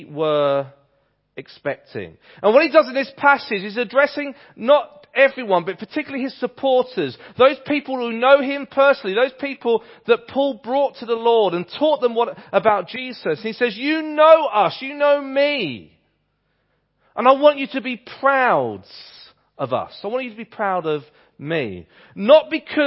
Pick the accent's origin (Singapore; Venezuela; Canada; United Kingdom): United Kingdom; England; accent: English; my English accent